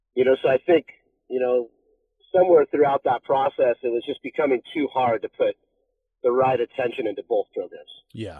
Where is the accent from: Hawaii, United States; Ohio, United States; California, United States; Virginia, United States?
California, United States; Laguna Beach; I grew up in Laguna